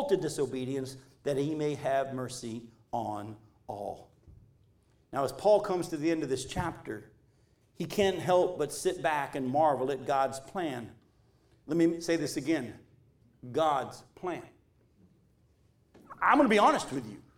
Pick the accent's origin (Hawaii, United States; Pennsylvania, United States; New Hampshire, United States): New Hampshire, United States; moved away; we moved from New Hampshire down to here.